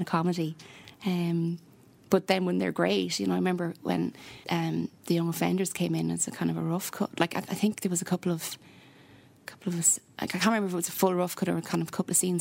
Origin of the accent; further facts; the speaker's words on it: Athlone, Leinster, Ireland; also born or lived in Dublin; now in Galway, Ireland; I'm originally from Athlone, so halfway okay. to everywhere, middle of nowhere.